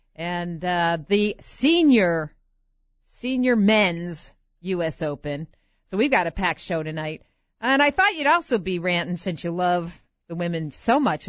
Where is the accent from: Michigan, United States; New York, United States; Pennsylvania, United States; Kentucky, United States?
New York, United States; Rochester; moved away; I was up in Rochester, New York. You know what? My hometown